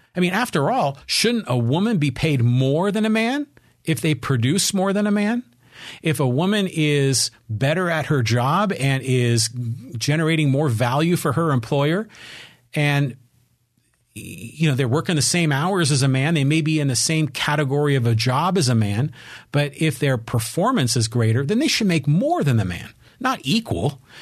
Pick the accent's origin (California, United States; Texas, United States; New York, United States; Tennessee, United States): California, United States; Poway; my hometown of Poway